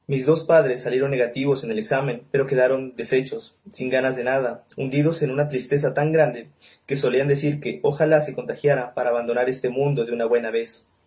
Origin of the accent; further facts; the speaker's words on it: Nariño, Colombia; soy de Nariño, lector de Mario Mendoza